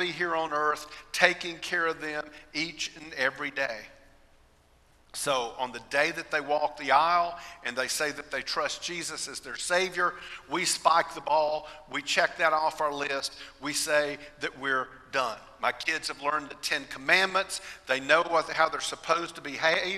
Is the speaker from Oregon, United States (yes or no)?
no; Austell, Georgia, United States; also born or lived in Fort Leonard Wood, Missouri; We moved back to Austell, Georgia, where we lived near my great-grandparents, my grandparents, my aunts, and my uncles